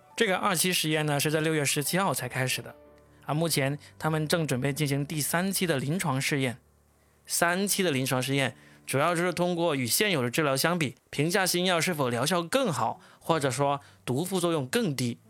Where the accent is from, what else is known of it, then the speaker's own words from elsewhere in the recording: China; 由我们中国人做出来的